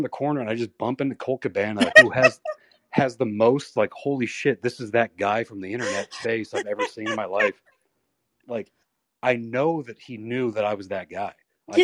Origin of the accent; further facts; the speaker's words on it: United States; I'm from America